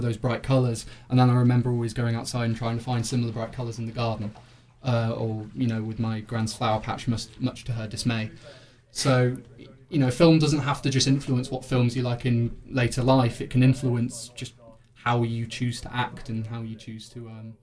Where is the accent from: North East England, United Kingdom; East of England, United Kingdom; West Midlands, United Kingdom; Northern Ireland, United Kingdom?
West Midlands, United Kingdom; Coventry; Coventry's new sewer system, so that's my hometown's claim to fame